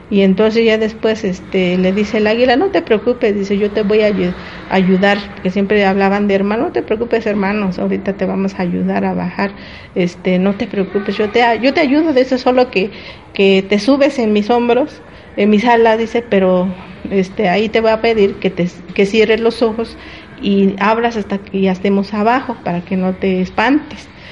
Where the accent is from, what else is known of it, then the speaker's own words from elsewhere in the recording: State of Mexico, Mexico; nosotros los eh, indígenas mazaguas y otomíes que estamos aquí en el Estado de México